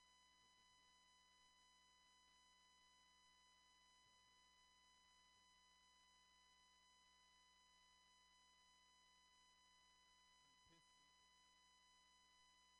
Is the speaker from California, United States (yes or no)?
yes; Oakland, California, United States; I grew up in East Oakland